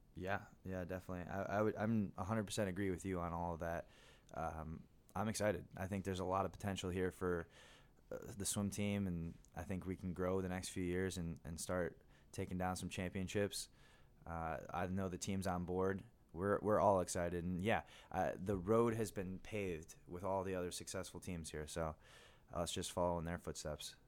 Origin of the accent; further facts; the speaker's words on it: Michigan, United States; moved away as an adult; also born or lived in San Diego / Illinois; I grew up in Michigan